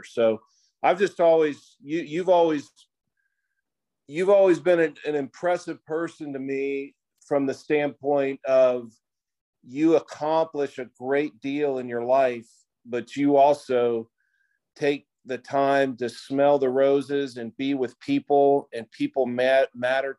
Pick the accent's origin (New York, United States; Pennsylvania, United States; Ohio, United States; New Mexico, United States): Ohio, United States; Greenhills; I grew up in Green Hills, which is a little suburb of Cincinnati